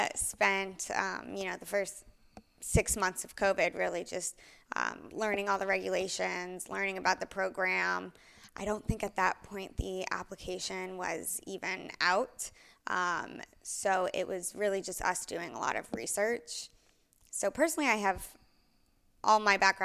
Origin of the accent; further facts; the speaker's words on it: Houston, Texas, United States; moved away as an adult; also born or lived in Orlando, Florida / Tel Aviv; now in Aspen, United States; I was born and raised in Houston